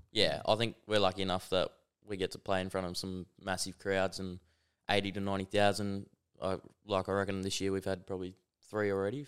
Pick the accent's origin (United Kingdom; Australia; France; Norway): Australia; Perth, Western Australia; also born or lived in Melbourne / Adelaide; I was, um, in Perth my whole, pretty much my whole upcoming